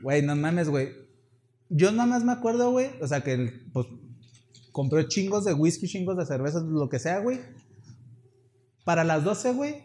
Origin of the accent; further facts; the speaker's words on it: Chihuahua, Mexico; somos de Chihuahua